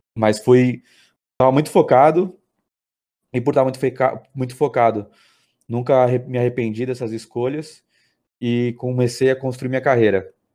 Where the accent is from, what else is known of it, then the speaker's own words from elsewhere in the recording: Sorocaba, São Paulo, Brazil; also born or lived in São Bernardo do Campo; eu fui, criado aqui na cidade. Eu, eu, sou nascido em São Bernardo do Campo, mas vim para Sorocaba quando eu tinha um ano, então me considero um sorocabano